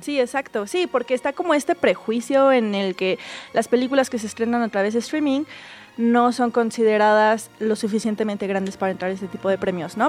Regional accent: Mexico; como latinos y como mexicanos

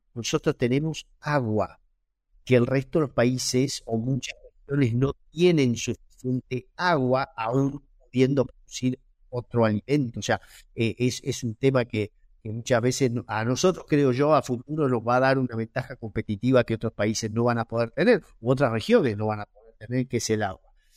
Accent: Argentina

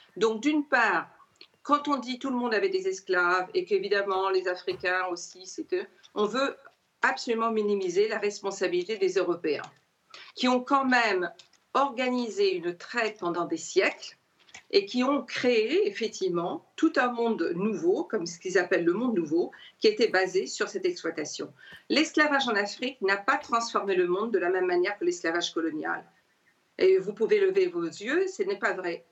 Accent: Réunion; Moi, je suis réunionnaise

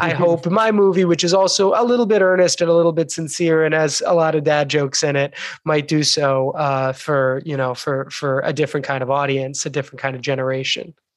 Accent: United States; we are three American Jews, relatively well assimilated here

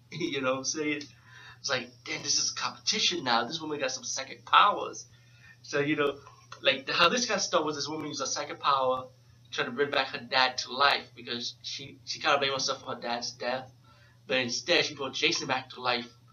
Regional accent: New York City, New York, United States; being from New York City, I'm from the Bronx

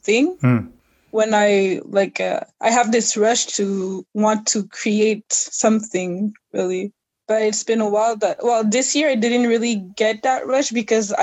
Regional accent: Canada; also born or lived in Haiti; I'm originally from Haiti, born in Canada

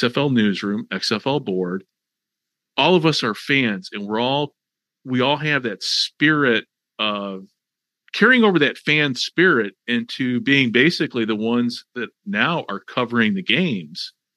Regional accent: Chicago, Illinois, United States; I grew up in Chicago. I grew up in the Chicago area

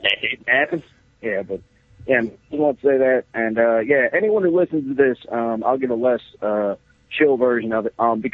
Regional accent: Cleveland, Ohio, United States; moved away; I am from Cleveland

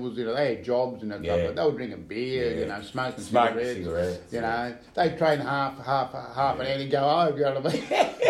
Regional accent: Melbourne, Victoria, Australia; Back in the 80s when they named a street after Moody Ponds. Yeah. So I grew up in Moody Ponds.

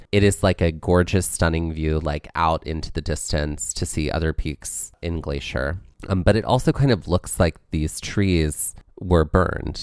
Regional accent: New Jersey, United States; I'm from Jersey

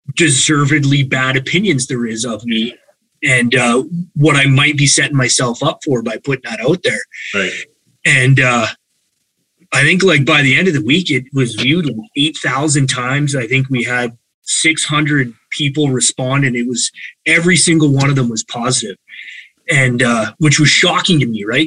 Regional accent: Calgary, Alberta, Canada; I was born and raised in Calgary

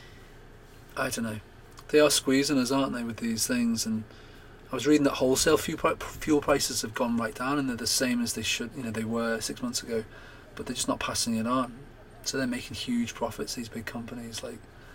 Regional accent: United Kingdom; we're brought up as British, English, whatever, Scottish, Welsh

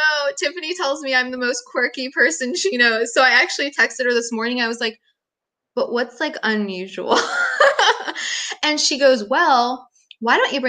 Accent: Pennsylvania, United States; now in Fayetteville, United States; I'm from Pennsylvania

